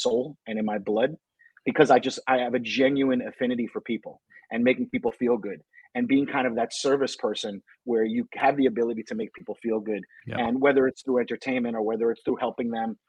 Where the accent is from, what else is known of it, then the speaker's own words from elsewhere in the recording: New York City, New York, United States; I was from New York and from New York City